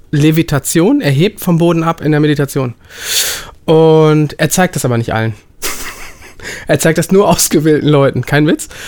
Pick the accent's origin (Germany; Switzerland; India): India; Bangalore, Karnataka; born there; Ich komme ja, ich bin gebürtiger Inder und bin in Bangalore geboren. Wir haben 13,5 Millionen Einwohner.